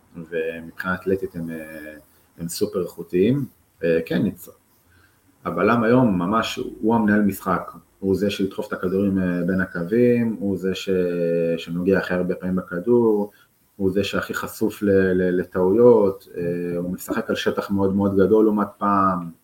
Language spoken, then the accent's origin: Hebrew; Israel; also born or lived in Netherlands; אנחנו כישראלים